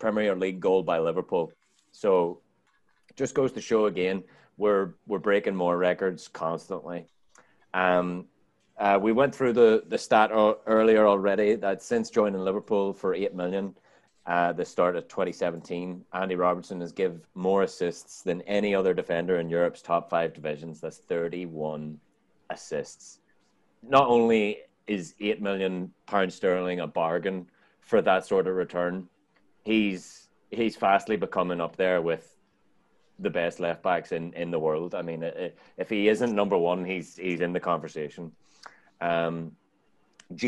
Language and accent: English; Ireland; now in United States; I'm Irish